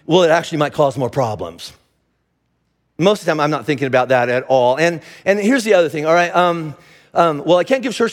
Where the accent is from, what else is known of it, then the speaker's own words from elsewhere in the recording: United States; I'm an American